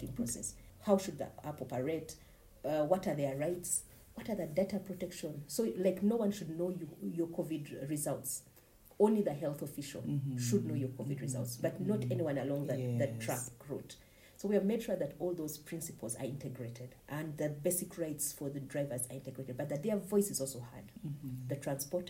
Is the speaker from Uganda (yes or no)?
yes; Kabale District, Western Region, Uganda; I come from Kabale district